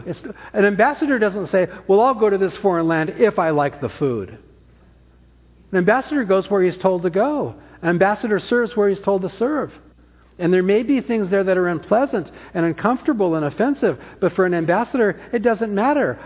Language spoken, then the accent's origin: English; Orange County, California, United States; also born or lived in San Francisco; now in Napa, United States; I'm born, I was born in San Francisco, grew up in Orange County, lived back in Napa since 1991